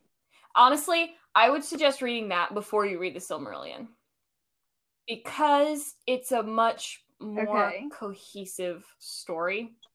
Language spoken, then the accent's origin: English; United States; Not my American self.